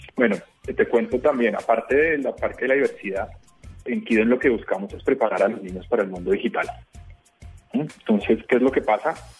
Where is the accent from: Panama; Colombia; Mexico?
Colombia